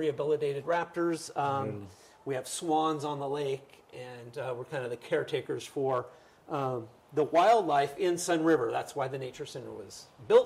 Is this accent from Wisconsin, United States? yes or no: no; Bend, Oregon, United States; I moved back to my hometown of Bend